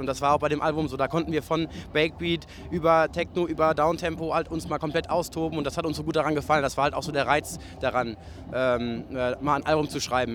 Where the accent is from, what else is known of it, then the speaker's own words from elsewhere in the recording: Cologne, North Rhine-Westphalia, Germany; als Kölner